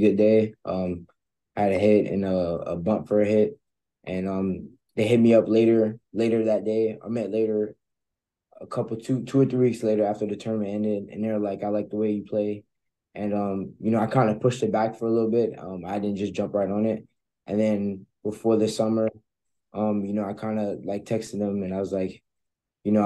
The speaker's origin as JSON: {"language": "English", "region": "Florida", "country": "United States", "said": "I'm a guy from Florida."}